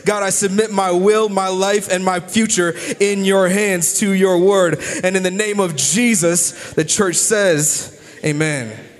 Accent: United States; I'm still an American

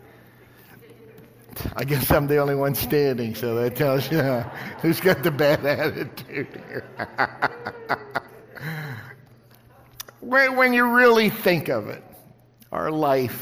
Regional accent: West Virginia, United States; I was raised in West Virginia. I was a hillbilly kid

